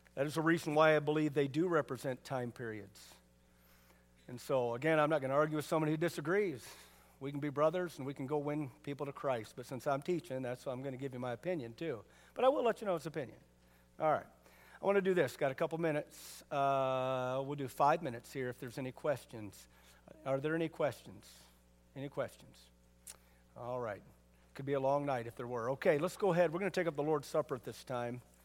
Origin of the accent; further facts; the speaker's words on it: United States; me being American doesn't make me a real American. Living in America